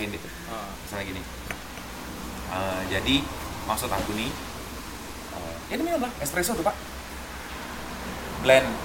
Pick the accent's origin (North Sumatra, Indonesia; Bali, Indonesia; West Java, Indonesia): West Java, Indonesia; Bogor; Nah, dia dari Tangerang, aku dari Bogor.